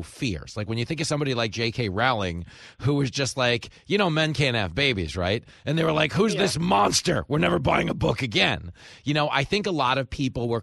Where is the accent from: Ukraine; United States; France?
United States; New York; I grew up in New York, so I'm familiar with it here